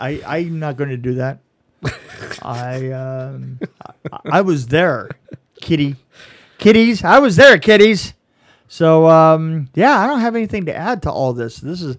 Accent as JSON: {"language": "English", "country": "United Kingdom", "said": "I'm British, for God's sake. Don't hit me."}